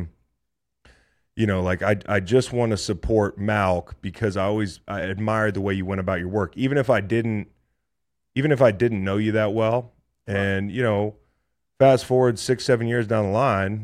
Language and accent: English; Charlottesville, Virginia, United States; born or raised there